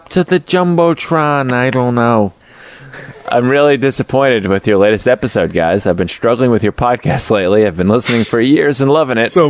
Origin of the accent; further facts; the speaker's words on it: Australia; I'm from Australia, so I've heard nothing terrible.